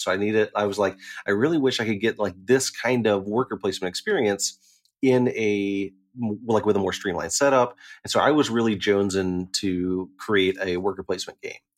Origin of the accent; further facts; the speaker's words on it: Chattanooga, Tennessee, United States; moved away; also born or lived in Knoxville, Tennessee; I'm from Chattanooga